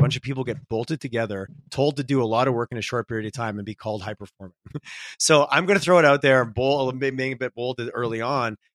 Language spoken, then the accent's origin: English; Quebec, Canada; growing up in Quebec